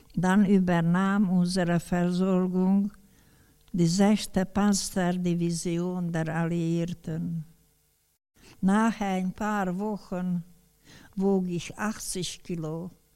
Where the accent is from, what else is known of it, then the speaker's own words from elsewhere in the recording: Debrecen, Hajdú-Bihar, Hungary; Im November 1945 kam ich zu Hause in Debrecen wieder an.